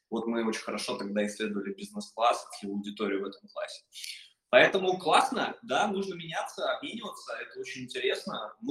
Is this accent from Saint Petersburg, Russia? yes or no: yes; Saint Petersburg, Russia; я сам из